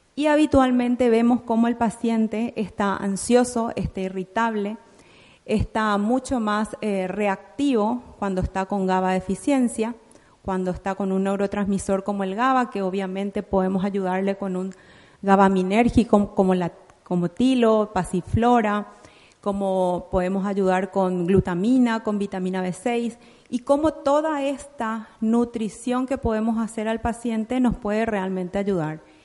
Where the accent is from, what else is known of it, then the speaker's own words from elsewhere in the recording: Paraguay; en mi país, Paraguay